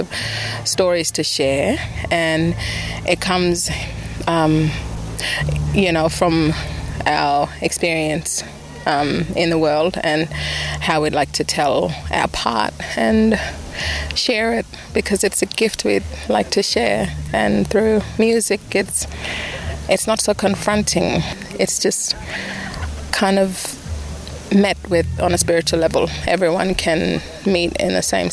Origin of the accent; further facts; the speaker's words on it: Malinja community, Northern Territory, Australia; I come from Malinja community. It's 200 kilometres north of here.